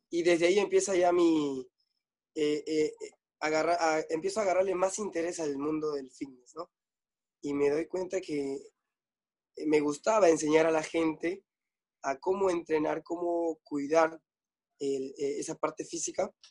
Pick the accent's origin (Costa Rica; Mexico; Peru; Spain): Peru; Pucallpa, Ucayali; now in Lima, Peru; Ah, Pucallpa, que es este, la parte selva de, digamos, Perú.